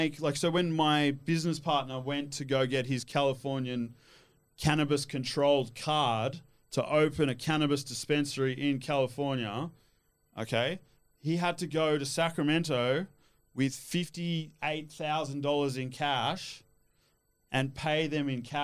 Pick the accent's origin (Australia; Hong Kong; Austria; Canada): Australia; also born or lived in Switzerland; Yeah, I grew up in Australia, but I lived all over the world.